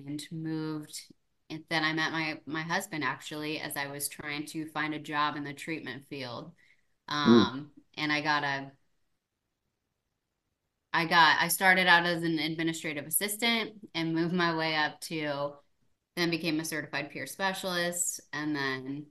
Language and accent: English; St. Louis, Missouri, United States; I was born and raised in St. Louis